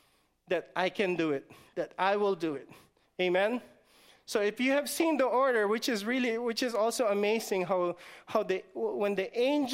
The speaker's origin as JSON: {"language": "English", "country": "Guam", "said": "I'm just from the islands? I'm just from Guam. I'm just from the village of Guam. I don't want to say any village. I'm just from the village of Guam."}